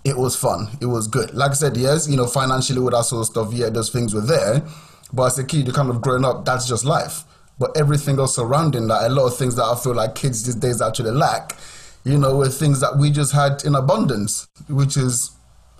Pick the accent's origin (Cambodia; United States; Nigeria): Nigeria; also born or lived in Southampton, United Kingdom / Cambridgeshire, United Kingdom; now in United Kingdom; Growing up in Nigeria was fun. Like, growing up in Nigeria was amazing.